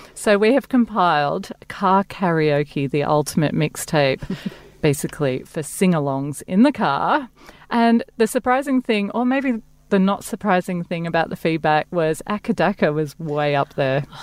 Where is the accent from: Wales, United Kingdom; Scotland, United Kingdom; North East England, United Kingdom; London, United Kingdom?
Scotland, United Kingdom; Glasgow; moved away; I'm from Glasgow.